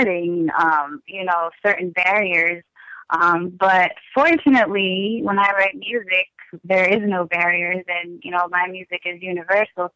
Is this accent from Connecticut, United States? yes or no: yes; Bridgeport, Connecticut, United States; I'm from Bridgeport, Connecticut right now